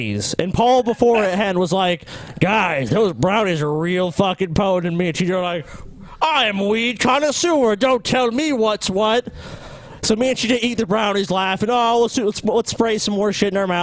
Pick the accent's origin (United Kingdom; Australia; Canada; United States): United States; New Orleans, Louisiana; I'm from New Orleans, Louisiana, where we drink a lot